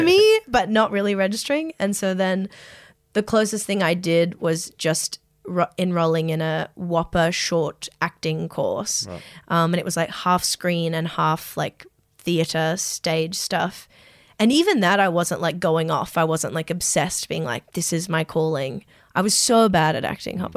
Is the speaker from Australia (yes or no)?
yes; Strathfield, New South Wales, Australia; I grew up in Strathfield